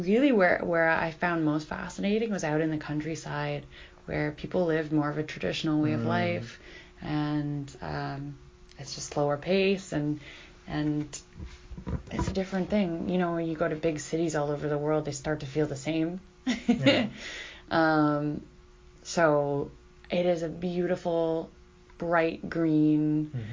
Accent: Canada; I'm from Canada

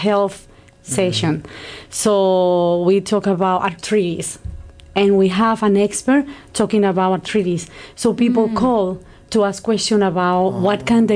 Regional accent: Colombia; moved away as an adult; now in Canada; I am from Colombia

